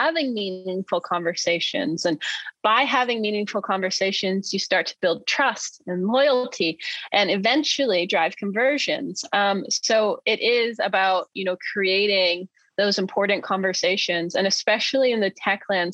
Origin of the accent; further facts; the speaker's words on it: Maine, United States; he's from my home state